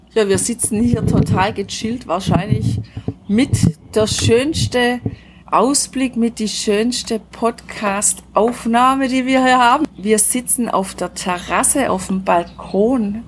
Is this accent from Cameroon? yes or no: no; Germany; bei uns zu Hause in Deutschland